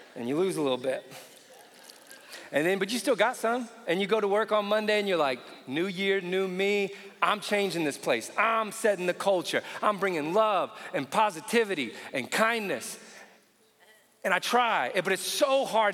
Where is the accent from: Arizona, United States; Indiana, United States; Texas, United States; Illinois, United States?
Indiana, United States; I grew up in Indiana